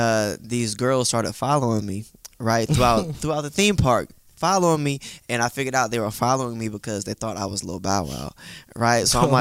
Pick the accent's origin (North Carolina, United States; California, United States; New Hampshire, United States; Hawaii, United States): California, United States; Pittsburg; I'm from the East Bay area in a city called Pittsburgh, California.